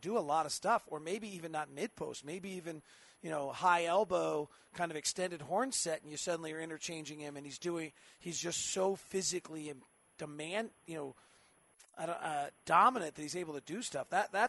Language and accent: English; Palo Alto, California, United States; I grew up in Palo Alto.